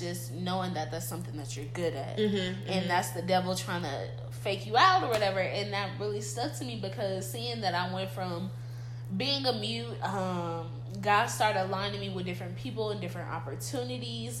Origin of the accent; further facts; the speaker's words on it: Los Angeles, California, United States; moved away; Just trying to get home to LA. I'm from California